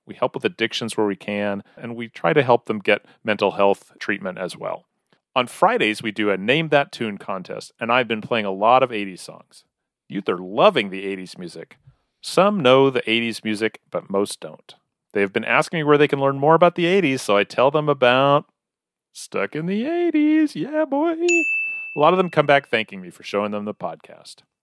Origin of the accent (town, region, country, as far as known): Weatherford, United States; born or raised there